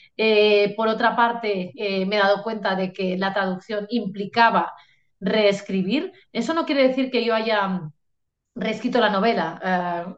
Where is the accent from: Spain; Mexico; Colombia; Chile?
Spain; Catalonia; en catalán tenemos lo que llamamos las pronombres feplas